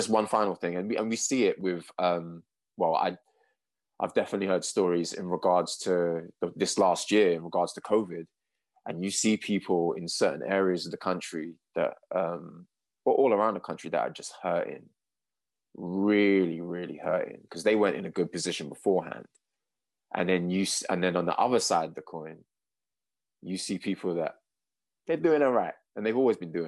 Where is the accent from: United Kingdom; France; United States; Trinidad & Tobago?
United Kingdom; London; I'm London born and raised